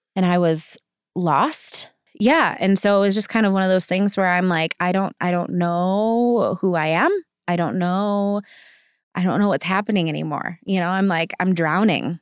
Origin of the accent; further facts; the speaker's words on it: Kenosha, Wisconsin, United States; moved away as an adult; I'm from Kenosha